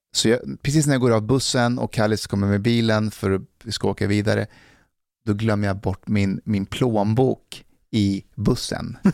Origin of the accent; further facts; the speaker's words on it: Älta, Stockholm County, Sweden; när jag växte upp i Älta